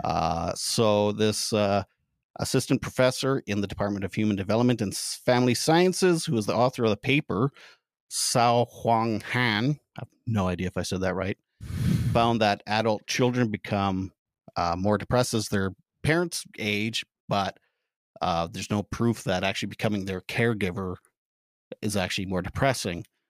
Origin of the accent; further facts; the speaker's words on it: Canada; as a Canadian